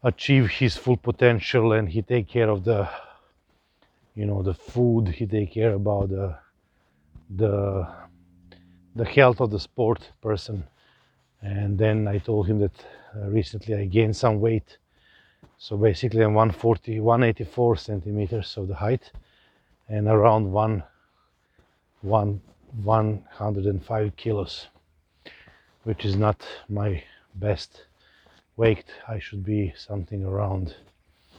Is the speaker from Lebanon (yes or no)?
no; Novi Sad, Vojvodina, Serbia; also born or lived in India; I grew up in Serbia